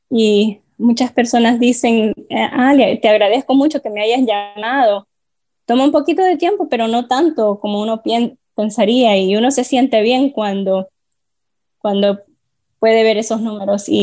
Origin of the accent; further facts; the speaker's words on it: Honduras; now in Miami, United States; originalmente soy de Honduras, soy ciudadano orgulloso, de hecho, he estado aquí viviendo por los últimos 18 años en Miami